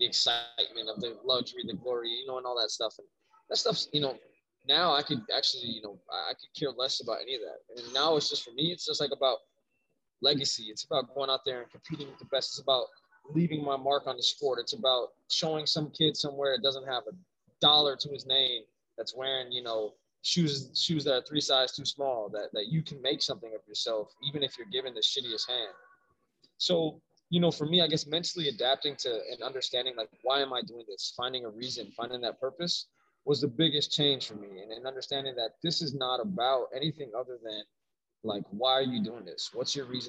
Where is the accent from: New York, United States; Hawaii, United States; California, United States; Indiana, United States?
Hawaii, United States; Waianae; I was born in Hawaii, man. I was raised out there, down in Waianae. I was born in Oahu.